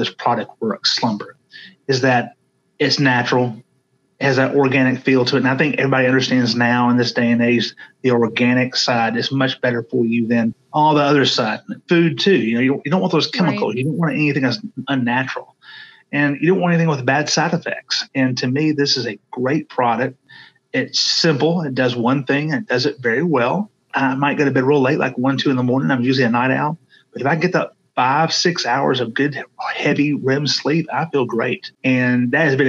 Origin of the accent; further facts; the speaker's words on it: Hoover, Alabama, United States; I'm from Hoover, Alabama, and one of my gigs is I'm a Hoover City Councilman